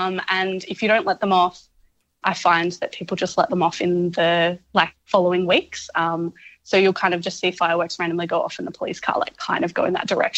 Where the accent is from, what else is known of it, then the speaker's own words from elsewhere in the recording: Melbourne, Victoria, Australia; now in Northern Territory, Australia; I'm originally from Melbourne